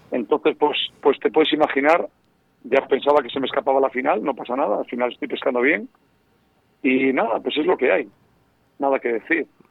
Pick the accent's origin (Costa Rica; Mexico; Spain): Spain; Castile and León; soy leonés